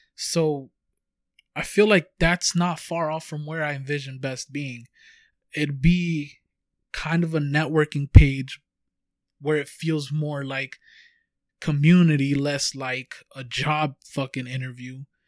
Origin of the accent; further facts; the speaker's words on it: Huntington Park, California, United States; we come from Huntington Park, California